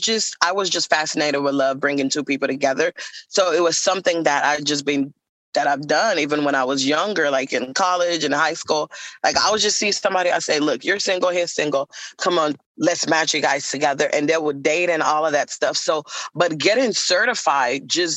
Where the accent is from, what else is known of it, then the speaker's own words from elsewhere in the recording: Nigeria; I am from Nigeria